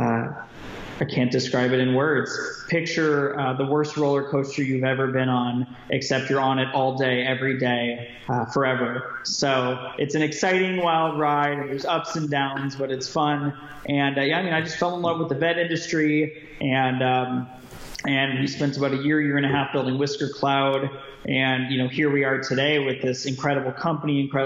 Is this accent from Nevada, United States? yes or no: yes; Las Vegas, Nevada, United States; moved away as an adult; now in Southern California, United States; I was born and raised in Las Vegas, Nevada